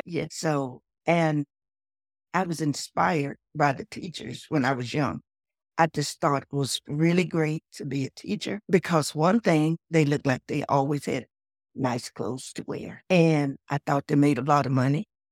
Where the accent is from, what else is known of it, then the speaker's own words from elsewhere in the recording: Texas, United States; I was born in Texas, in the South, was raised on a farm.